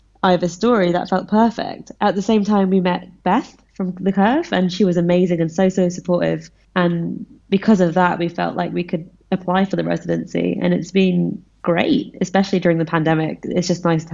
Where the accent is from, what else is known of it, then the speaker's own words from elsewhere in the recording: London, United Kingdom; I'm Indian, but I grew up in London